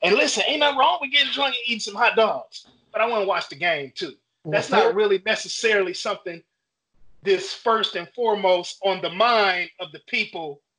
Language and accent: English; Chicago, Illinois, United States; I'm originally from Chicago